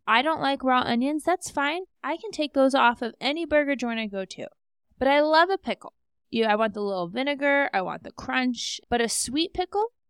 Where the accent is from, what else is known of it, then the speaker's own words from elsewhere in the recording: Alaska, United States; also born or lived in Scottsdale; now in Denver, United States; I'm from Alaska. My parents are still up there